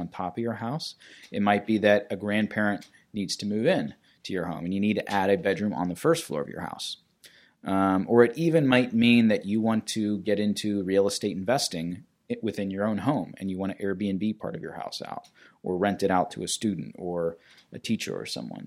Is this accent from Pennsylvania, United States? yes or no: yes; Pittsburgh, Pennsylvania, United States; moved away as an adult; also born or lived in North Carolina / Los Angeles; I am a native to Pittsburgh. I grew up in the South Hills, and I boomeranged back to Pittsburgh in twenty fifteen